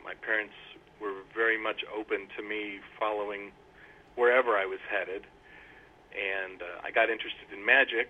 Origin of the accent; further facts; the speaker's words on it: Centralia, Illinois, United States; also born or lived in Elgin, Illinois; I grew up in southern Illinois in a pretty small town called Centralia, about 2 hours north of the southernmost border of the state, and spent most of my childhood there